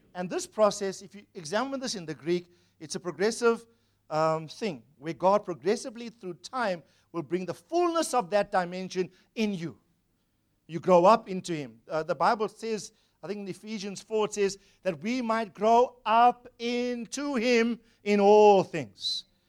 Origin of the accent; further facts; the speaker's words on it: Durban, KwaZulu-Natal, South Africa; Grew up in Wentworth, Durban, South Africa